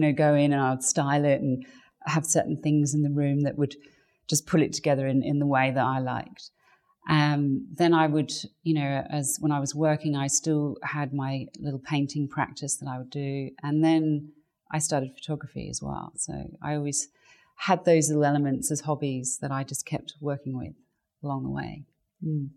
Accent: England, United Kingdom; I grew up in England, so um, that's where I was born to English parents.

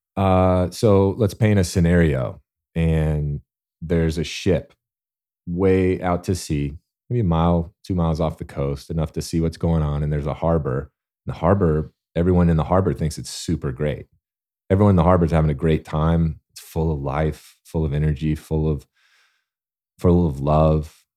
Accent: Alabama, United States; I'm born and raised in Alabama

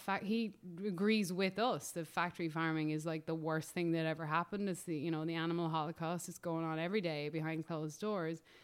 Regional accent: Ireland; moved away as an adult; also born or lived in Los Angeles, United States; now in United States; as an Irish person

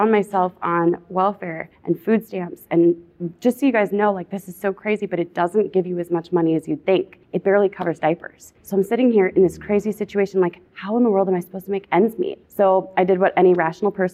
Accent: Minnesota, United States; Born and raised in Minnesota.

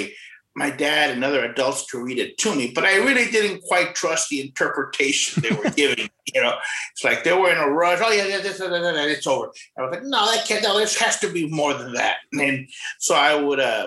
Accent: Rio Grande City, Texas, United States; also born or lived in McAllen, Texas / Edinburg, Texas; now in San Antonio, United States; born in McAllen, Texas, and raised in a small town called Rio Grande City. Lived in Edinburgh for a few years before moving up to San Antonio. Been here for like 20 years

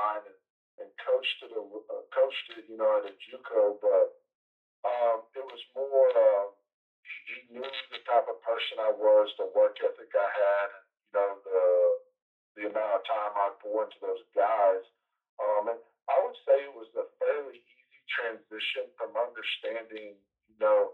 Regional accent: Thomas, Oklahoma, United States; moved away as an adult; also born or lived in Cisco, Texas; now in Arkadelphia, United States; I'm from Western Oklahoma. I played high school football at Thomas, Oklahoma

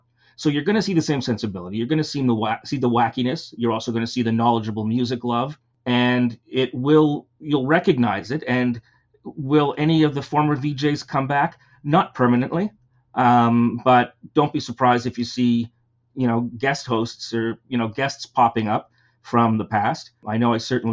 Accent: Toronto, Ontario, Canada

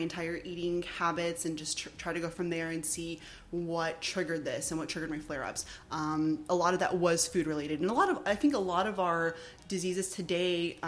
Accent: Houston, Texas, United States; Houston, yeah, A-Leaf. I grew up in A-Leaf, Southwest Houston

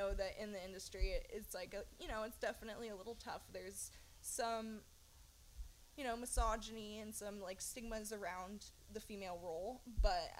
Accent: Humboldt, California, United States; growing up in Humboldt

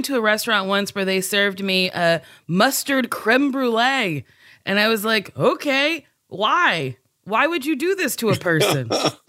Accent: New Jersey, United States; I'm from New Jersey.

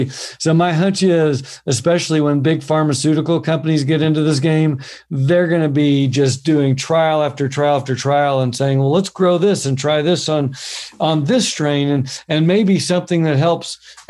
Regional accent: Oklahoma, United States; I'm from Oklahoma, which is kind of farming land

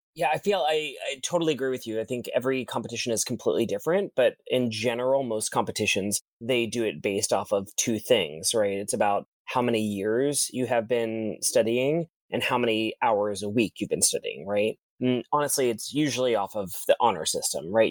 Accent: Orlando, Florida, United States; moved away as an adult; also born or lived in Boston, Massachusetts; I'm originally from Disney World, Florida.

